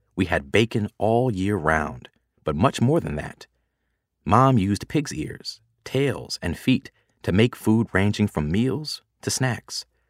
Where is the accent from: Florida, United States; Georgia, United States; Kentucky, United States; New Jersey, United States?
Georgia, United States; Atlanta; I was growing up in a community of folks like me in an area of Atlanta called Buttermilk